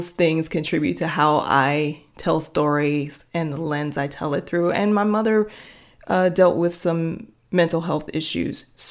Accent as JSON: {"language": "English", "town": "Chicago", "region": "Illinois", "country": "United States", "tie": "born or raised there", "said": "Well, I grew up on the south side of Chicago, surrounded by black folks."}